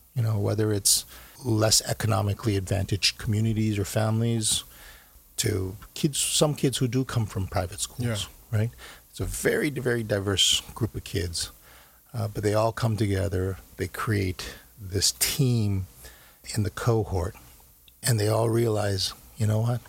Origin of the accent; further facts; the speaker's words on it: United States; also born or lived in Korea / New York; I see myself very much as uh, as uh, as an American growing up here